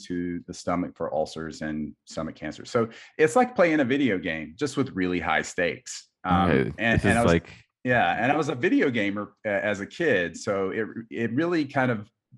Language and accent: English; South Carolina, United States; moved away as an adult; also born or lived in Minnesota; I grew up in South Carolina